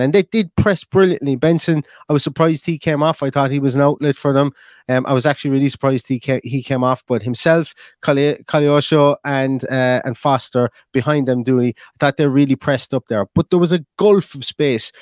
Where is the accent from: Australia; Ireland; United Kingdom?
Ireland; I'm an Irishman